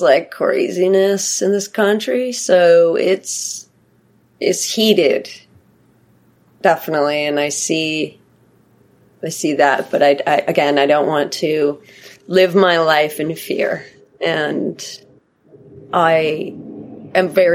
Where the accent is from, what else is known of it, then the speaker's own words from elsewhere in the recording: Pacific Northwest, United States; I grew up in the Pacific Northwest